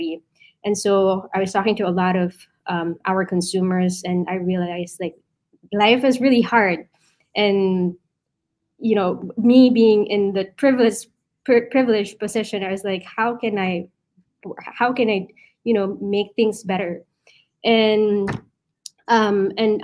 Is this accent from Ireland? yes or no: no; Philippines; now in New York City, United States; I was born and raised in the Philippines